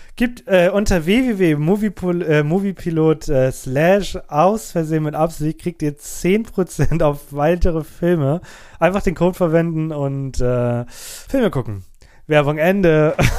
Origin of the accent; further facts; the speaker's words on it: Germany; unsere deutsche Welt